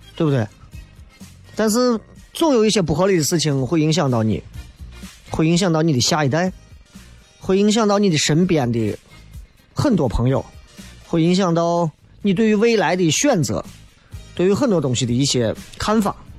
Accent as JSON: {"language": "Chinese", "town": "Xi'an", "region": "Shaanxi", "country": "China", "said": "我们西安人正儿八经地道的西安人"}